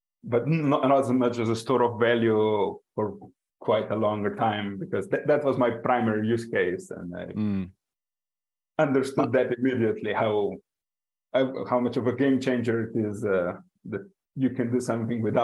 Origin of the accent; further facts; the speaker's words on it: Slovenia; I am from Slovenia, but currently escaping the European winter in Mexico.